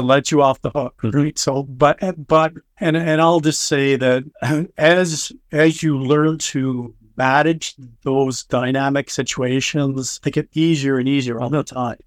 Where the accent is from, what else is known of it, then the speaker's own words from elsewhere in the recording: Canada; I'm Canadian